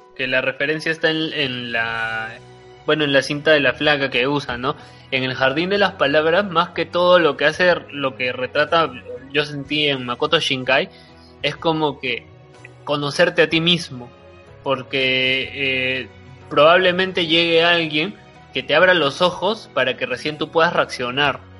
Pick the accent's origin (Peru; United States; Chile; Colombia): Peru; porque soy peruano, o sea, es una película por el cual este, mi país está compitiendo